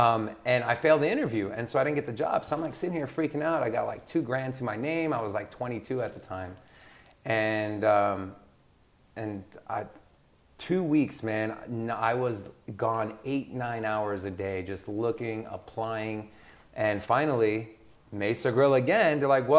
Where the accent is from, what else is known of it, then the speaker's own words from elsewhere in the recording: Sweden; born there; So I was born in Sweden.